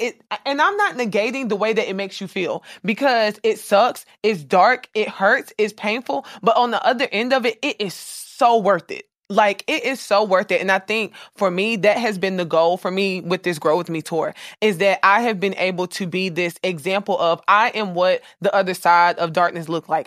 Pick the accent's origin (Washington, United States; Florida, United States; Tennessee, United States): Florida, United States; Jacksonville; I'm from, I was raised in Florida. Duval